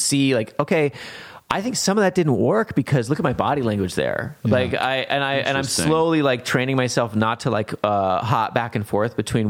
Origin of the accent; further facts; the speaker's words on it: Kansas, United States; Born and raised in Kansas, man.